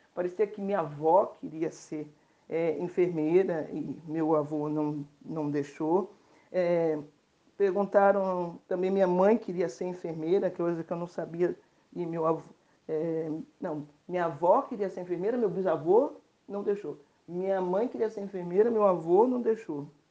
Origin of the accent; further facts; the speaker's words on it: Rio de Janeiro, Brazil; Sou carioca da gema, criada por avó artista plástica e pelo meu pai empresário no ramo imobiliário.